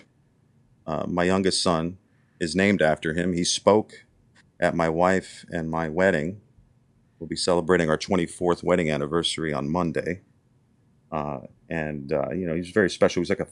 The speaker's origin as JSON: {"language": "English", "town": "Wilkes-Barre", "region": "Pennsylvania", "country": "United States", "tie": "born or raised there", "moved": "as an adult", "lives_now": "Annapolis, United States", "said": "I went to this very small liberal arts school in my hometown in Wilkes-Barre, Pennsylvania"}